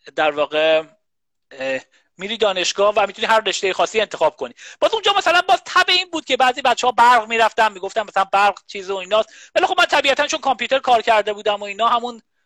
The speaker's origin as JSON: {"language": "Persian", "town": "Qazvin", "region": "Qazvin Province", "country": "Iran", "tie": "born or raised there", "moved": "yes", "said": "من بچه قزوین هستم"}